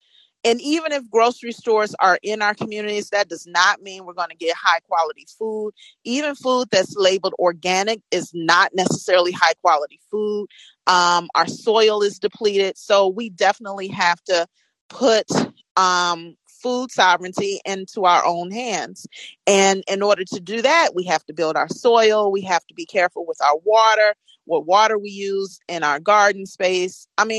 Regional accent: Chicago, Illinois, United States; now in Gary, United States; But I live in Gary, Indiana, and I'm from Chicago. And my family moved to Gary.

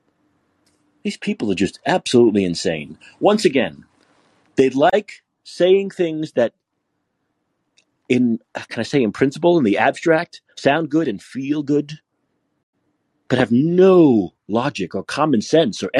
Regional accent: New York City, New York, United States; I'm from New York. I'm from Brooklyn

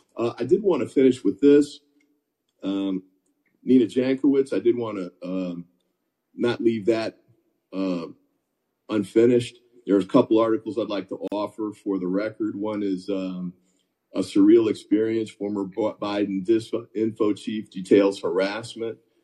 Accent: North Carolina, United States; also born or lived in Virginia; I grew up in North Carolina and Virginia

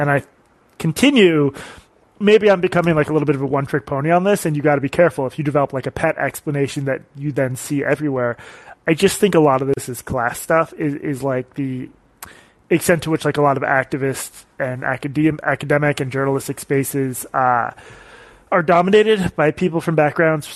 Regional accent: Boston, Massachusetts, United States; now in Brooklyn, United States; I was born in Boston

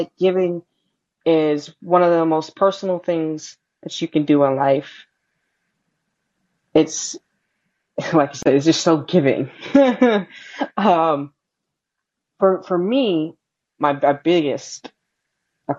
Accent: St. Louis, Missouri, United States; I was born in Missouri. I was born in St. Louis. My family was born in St. Louis.

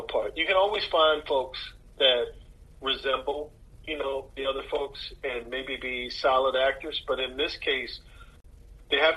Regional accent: Maryland, United States; I'm from Maryland, and I can tell Maryland accents

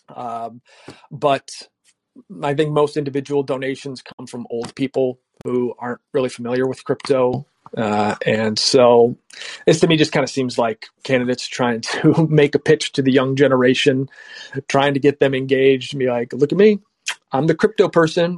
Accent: United States; we're from the U.S.

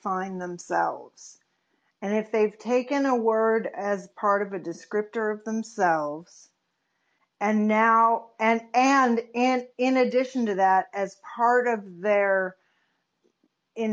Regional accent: San Francisco Bay Area, California, United States; I was raised in the Bay Area, San Francisco Bay Area

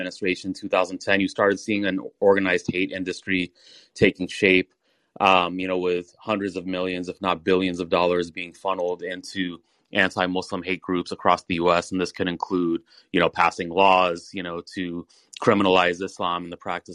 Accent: Atlanta, Georgia, United States; my background is that I grew up in Atlanta, Georgia

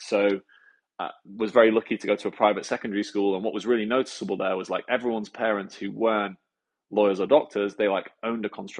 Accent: near Scunthorpe, Yorkshire and the Humber, United Kingdom; we grew up near Scunthorpe in a nice little village outside Scunthorpe, which is near Leeds.

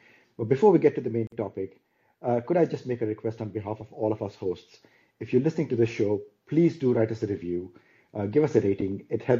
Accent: India; moved away as an adult; as we were growing up in India.

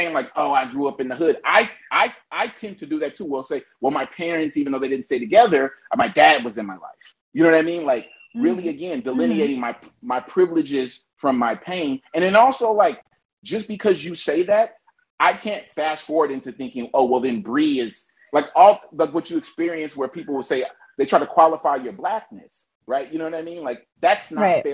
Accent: Oakland, California, United States; now in Los Angeles, United States; I'm from East Oakland. I live in Los Angeles

